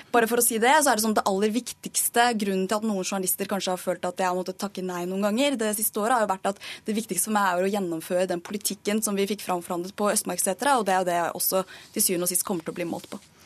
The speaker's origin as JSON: {"language": "Norwegian", "country": "Norway", "tie": "born or raised there", "said": "for meg som er født og oppvokst i Norge og ikke har noe annet hjemland enn det"}